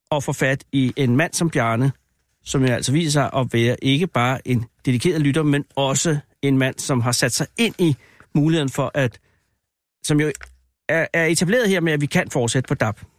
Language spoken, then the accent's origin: Danish; Gentofte, Capital Region of Denmark, Denmark; born or raised there; also born or lived in Iran (mother's side)